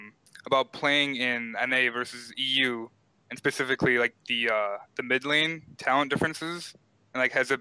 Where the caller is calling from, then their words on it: Illinois, United States; I'm calling from Illinois.